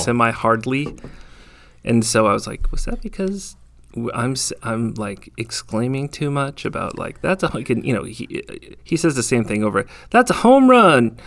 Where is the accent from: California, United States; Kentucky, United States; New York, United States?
California, United States; moved away; I'm from California